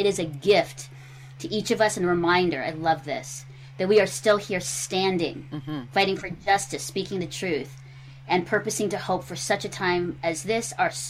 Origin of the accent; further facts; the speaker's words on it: Philippines; I'm Filipino, so then Filipinos were at fault